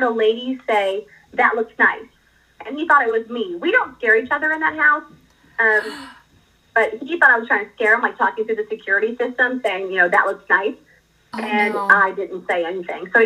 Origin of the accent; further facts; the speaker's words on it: Dallas, Texas, United States; I grew up in Dallas